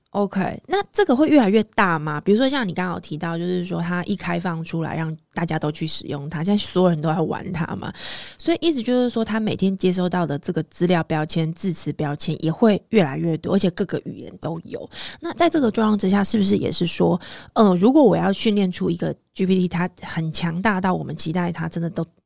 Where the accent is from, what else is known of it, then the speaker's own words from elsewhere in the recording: Taiwan; 我们在台湾有非常多的这个科系学校